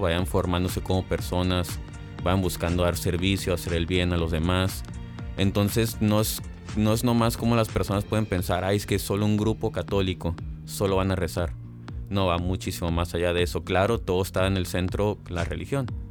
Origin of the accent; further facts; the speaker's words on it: Mexicali, Baja California, Mexico; yo nací aquí en Mexicali, en el 2000, hace ya 20 años